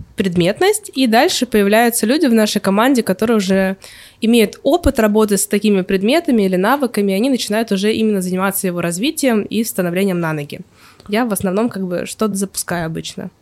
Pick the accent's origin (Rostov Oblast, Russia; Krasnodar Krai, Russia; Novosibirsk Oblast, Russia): Novosibirsk Oblast, Russia; Novosibirsk; moved away as an adult; now in Saint Petersburg, Russia; защищала у себя в городе диплом в а, Новосибирске.